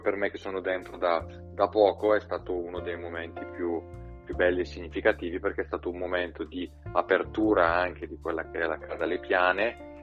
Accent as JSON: {"language": "Italian", "town": "Seriate", "region": "Lombardy", "country": "Italy", "tie": "born or raised there", "also_born_or_lived": "Redona, Bergamo", "said": "io sono cresciuto a Seriate"}